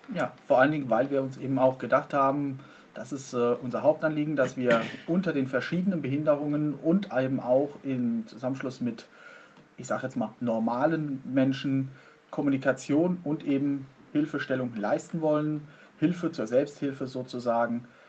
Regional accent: Soest, North Rhine-Westphalia, Germany; ich komme aus Soest

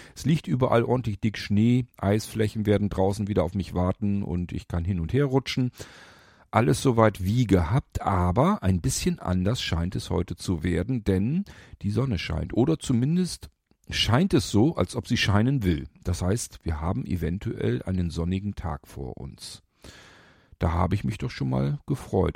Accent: Lower Saxony, Germany; bei uns in Niedersachsen

